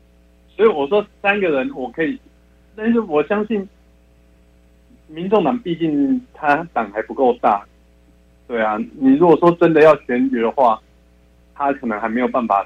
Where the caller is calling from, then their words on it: Taichung, Taiwan